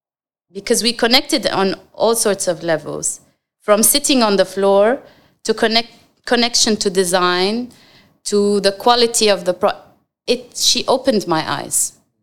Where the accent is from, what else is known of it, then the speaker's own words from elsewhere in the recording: Jordan; now in Dubai, United Arab Emirates; All my life, I dreamt I'm going to go back to Jordan and have an office and give back.